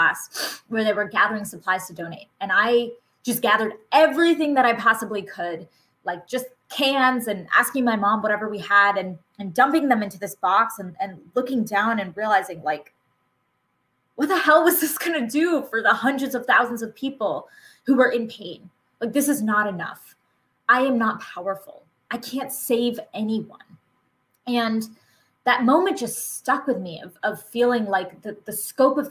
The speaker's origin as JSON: {"language": "English", "region": "Massachusetts", "country": "United States", "tie": "born or raised there", "said": "I was born and raised in Massachusetts"}